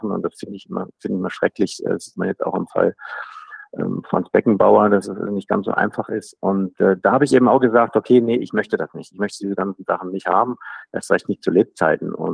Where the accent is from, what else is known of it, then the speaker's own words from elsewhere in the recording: Thuringia, Germany; Ich komme aus Thüringen, Goethe, Schiller, das ist alles in Ordnung